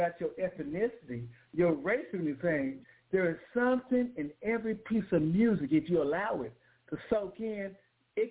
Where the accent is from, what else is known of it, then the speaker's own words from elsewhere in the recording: Oklahoma City, Oklahoma, United States; I am from Oklahoma City, Oklahoma